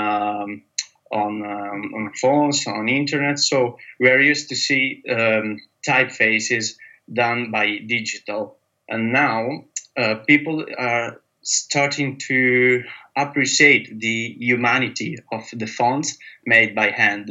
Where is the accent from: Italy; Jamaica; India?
Italy; moved away as an adult; now in London, United Kingdom; I'm from Italy, and I'm based in London